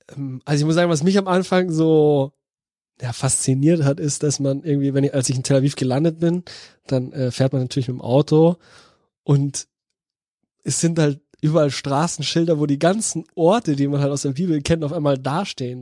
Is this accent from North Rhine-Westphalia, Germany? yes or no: no; Bavaria, Germany; moved away as an adult; now in Cologne, Germany; als Bayer